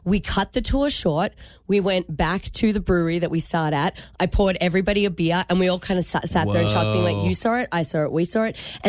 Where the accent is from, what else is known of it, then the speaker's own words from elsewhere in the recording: Michigan, United States; What if I was from Michigan, but I just walked around saying g'day to everyone to confuse them?